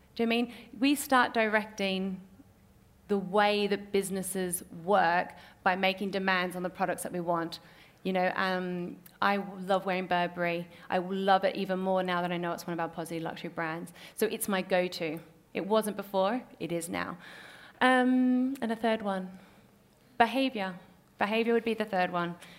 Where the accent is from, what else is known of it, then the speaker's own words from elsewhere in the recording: North Queensland, Australia; accent: Australian; moved away; also born or lived in Papua New Guinea; the farm that I grew up on is in North Queensland